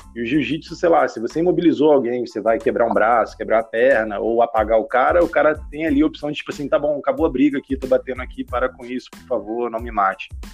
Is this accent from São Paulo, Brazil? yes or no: no; Baixada Fluminense, Rio de Janeiro, Brazil; eu cresci na Baixada Fluminense, aqui, tipo, vizinho do Targos praticamente